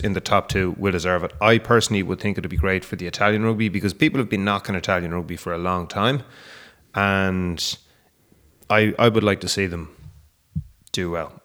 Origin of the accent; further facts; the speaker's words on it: Ireland; we grew up in Ireland